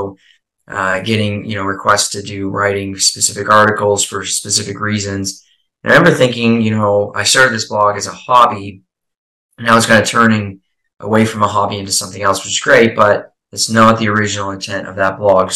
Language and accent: English; Eastern Canada, Canada; now in Prince Edward Island, Canada; I'm from Eastern Canada, currently chiming in here from a small island called Prince Edward Island